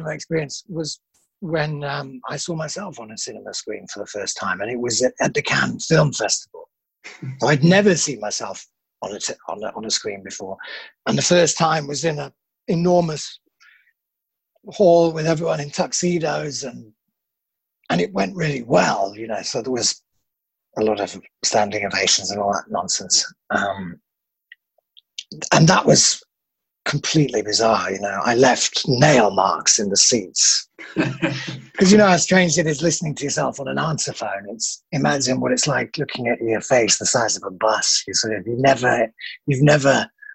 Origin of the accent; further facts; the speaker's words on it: Menston, Yorkshire and the Humber, United Kingdom; moved away as an adult; also born or lived in Leeds; now in Germany; I'm from Menston, which is sort of between Bradford. It's in the Wharfe Valley.